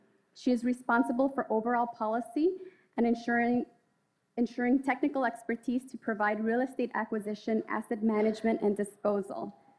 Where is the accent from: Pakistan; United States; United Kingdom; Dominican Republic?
United States; Chicago, Illinois; I'm a Chicago native